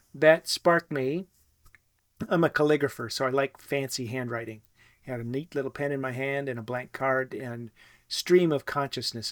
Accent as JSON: {"language": "English", "region": "Wisconsin", "country": "United States", "also_born_or_lived": "New Zealand", "said": "to come back to my home state of Wisconsin"}